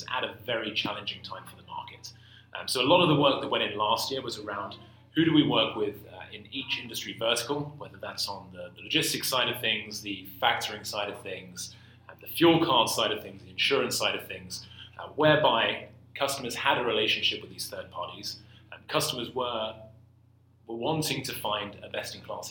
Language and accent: English; London, United Kingdom; moved away as an adult; now in San Francisco, United States; I grew up in London. I went to college in London. I worked in London.